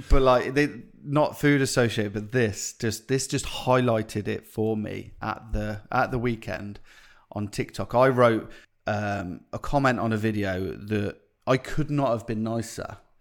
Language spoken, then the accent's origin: English; Coventry, West Midlands, United Kingdom; I grew up in pubs in Coventry